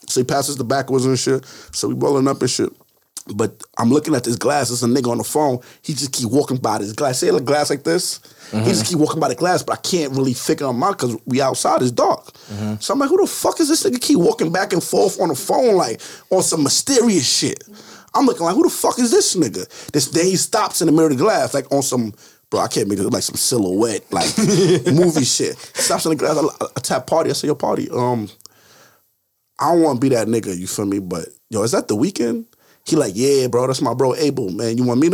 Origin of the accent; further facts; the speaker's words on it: New York, United States; We like, yo, we from Baltimore. I'm from New York. But New York already got too much praise.